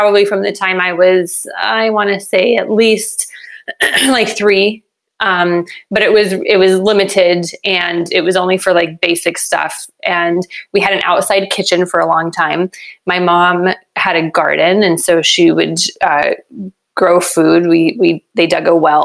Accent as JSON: {"language": "English", "region": "New Mexico", "country": "United States", "tie": "born or raised there", "said": "I was born and raised in New Mexico"}